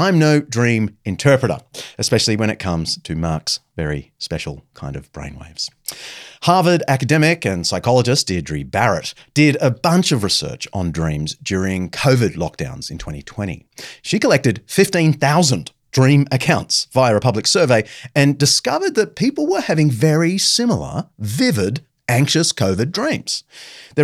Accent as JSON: {"language": "English", "town": "Sydney", "region": "New South Wales", "country": "Australia", "tie": "born or raised there", "said": "my hometown of Sydney"}